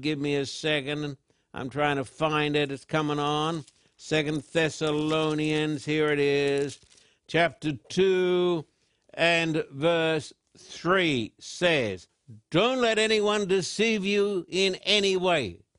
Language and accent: English; Australia; when I was a little boy growing up in Australia